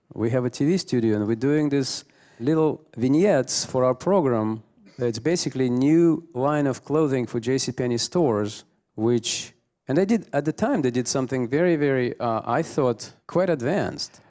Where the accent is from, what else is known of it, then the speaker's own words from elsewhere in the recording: Russia; moved away; I come from Russia